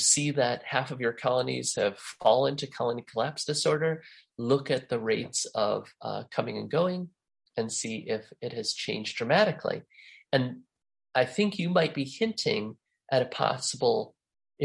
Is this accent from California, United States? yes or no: no; La Crosse, Wisconsin, United States; my hometown of La Crosse, Wisconsin